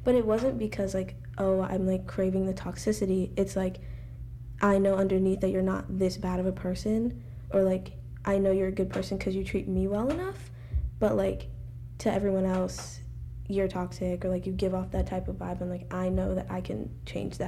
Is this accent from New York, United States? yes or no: no; Alabama, United States; I'm from Alabama